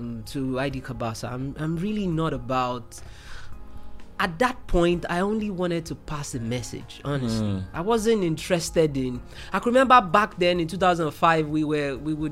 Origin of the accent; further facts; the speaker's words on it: Lagos, Nigeria; I grew up in Mile 2